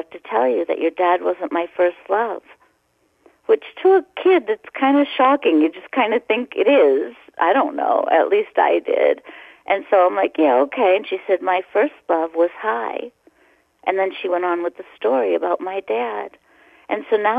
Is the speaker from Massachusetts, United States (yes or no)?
yes; Boston, Massachusetts, United States; born or raised there